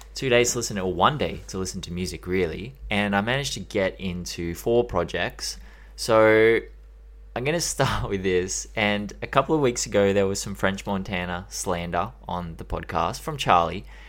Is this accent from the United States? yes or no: no; Australia; I'm Australian